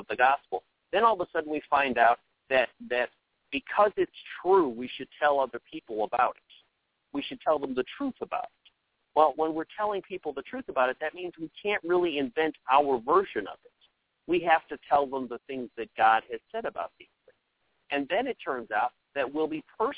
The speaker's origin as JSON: {"language": "English", "country": "United States", "said": "every one of us are Americans"}